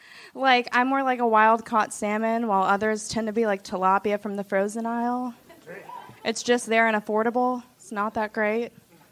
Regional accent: Austin, Texas, United States; Yeah, I'm from Austin. Born and raised? Born and raised, buddy.

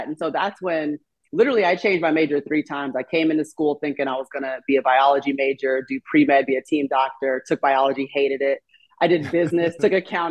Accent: Alpharetta, Georgia, United States; growing up in Alpharetta

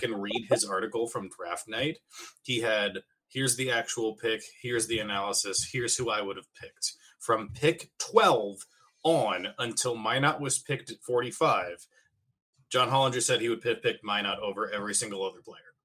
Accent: Minnesota, United States; also born or lived in Iowa; we are Minnesotan people, and we may be polite to a fault to each other

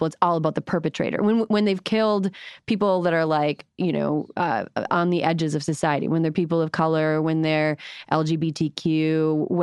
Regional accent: Western Wisconsin, United States; I'm from Western Wisconsin.

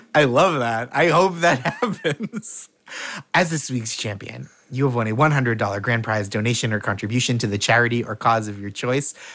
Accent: Boston, Massachusetts, United States; I'm from from around Boston

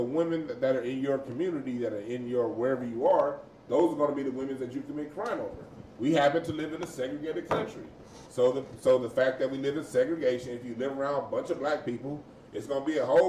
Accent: Los Angeles, California, United States; also born or lived in Westchester, Los Angeles; I grew up in the Crenshaw District.

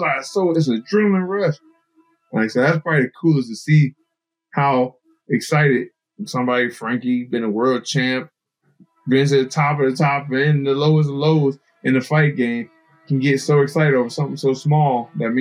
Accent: Illinois, United States; moved away as an adult; now in New Jersey, United States; I came from Illinois

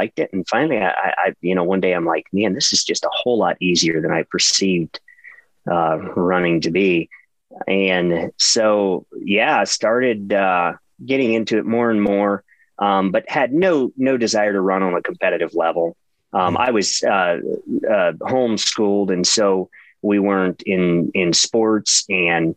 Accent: Ohio, United States; born and raised in Ohio

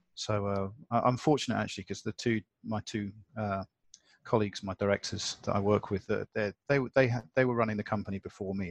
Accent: United Kingdom; now in Hong Kong; I'm British

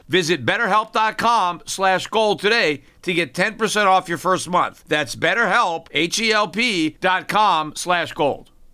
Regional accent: United States; as an American

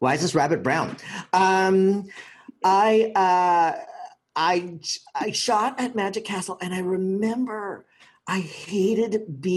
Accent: Philippines; I'm from the Philippines

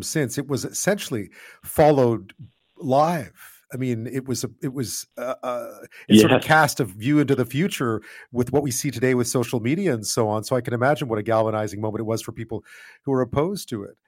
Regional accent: Canada; a Canadian

